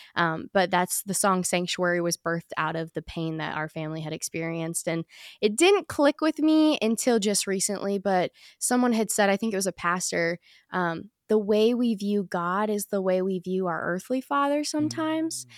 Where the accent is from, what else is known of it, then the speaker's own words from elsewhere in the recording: Chesapeake, Virginia, United States; I was born in Chesapeake, Virginia, or, you know, we say Virginia Beach because nobody knows where Chesapeake is